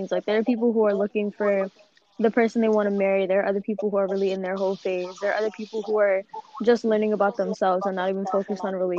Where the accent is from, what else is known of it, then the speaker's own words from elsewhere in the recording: New York City, New York, United States; I'm from the Bronx, New York.